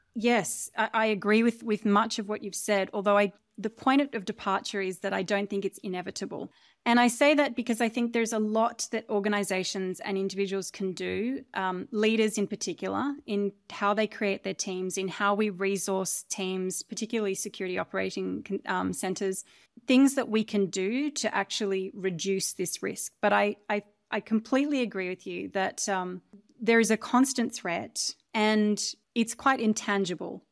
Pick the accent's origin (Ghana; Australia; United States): Australia; moved away as an adult; So I grew up in Australia. on a relatively isolated and large farm.